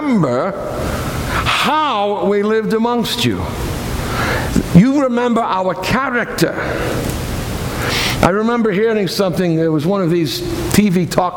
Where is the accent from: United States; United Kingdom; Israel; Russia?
United States; Boston, Massachusetts; moved away; I come from Boston